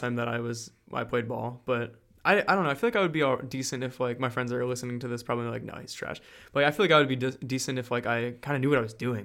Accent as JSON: {"language": "English", "region": "New Jersey", "country": "United States", "also_born_or_lived": "Milford, Pennsylvania", "moved": "yes", "lives_now": "Florida, United States", "said": "I'm from Jersey"}